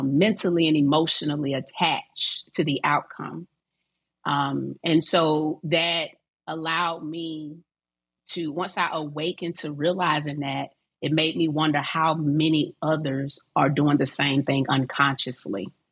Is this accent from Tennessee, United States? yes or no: no; Decatur, Georgia, United States; also born or lived in Atlanta; I'm from Atlanta, raised in Decatur